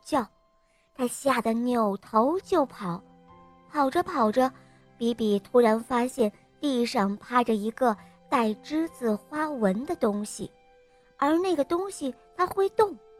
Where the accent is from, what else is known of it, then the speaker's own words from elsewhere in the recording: Dalian, Liaoning, China; 今年我四岁了，我来自大连